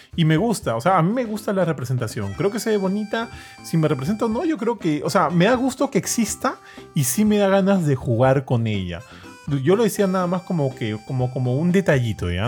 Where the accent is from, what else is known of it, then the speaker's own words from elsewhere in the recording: Lima, Peru; como limeño que ha ido varias veces a Cusco